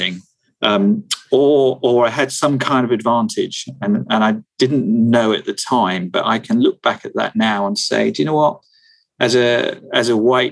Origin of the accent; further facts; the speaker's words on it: New Forest, South East England, United Kingdom; I was born in the New Forest.